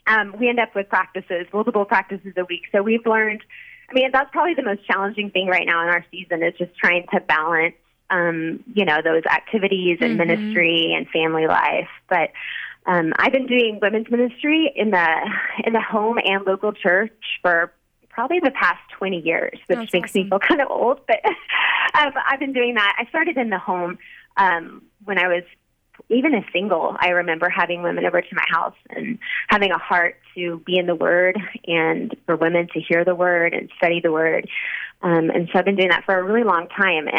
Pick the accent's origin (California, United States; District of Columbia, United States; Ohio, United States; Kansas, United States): Kansas, United States; Wichita; moved away as an adult; also born or lived in Dallas, Texas; I moved from Dallas, Texas, back to my hometown of Wichita, Kansas, which is where I live right now